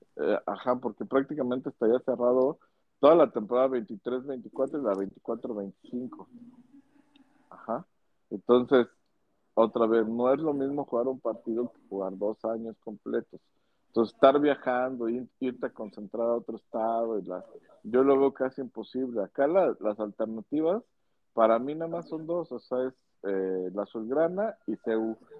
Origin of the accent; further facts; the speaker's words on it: Mexico; así somos los mexicanos